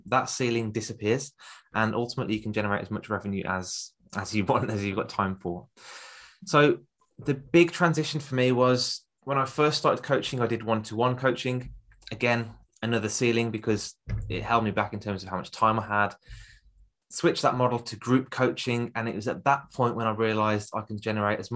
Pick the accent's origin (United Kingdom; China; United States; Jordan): United Kingdom; Birmingham, West Midlands; accent: Birmingham; I've got a Birmingham accent